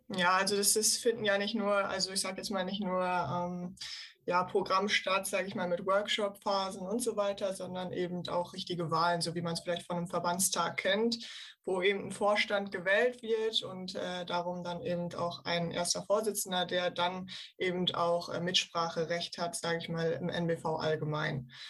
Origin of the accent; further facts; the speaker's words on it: Osnabrück, Lower Saxony, Germany; moved away as an adult; now in Cologne, Germany; komme gebürtig aus Osnabrück, studiere seit drei Jahren in Köln